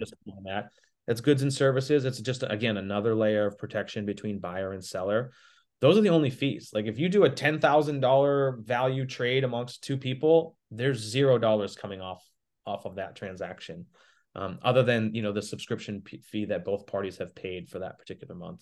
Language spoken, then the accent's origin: English; Boston, Massachusetts, United States; moved away; I'm from Boston originally